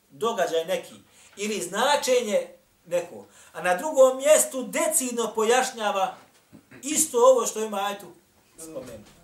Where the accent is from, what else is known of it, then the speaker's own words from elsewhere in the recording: Bosnia & Herzegovina; Kod nas u Bosni imate samo nekoliko kura hafiz.